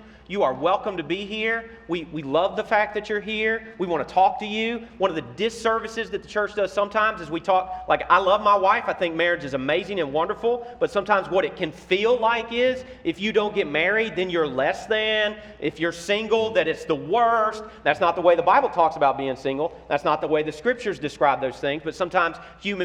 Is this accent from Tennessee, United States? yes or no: yes; Memphis, Tennessee, United States; I'm from Memphis, Tennessee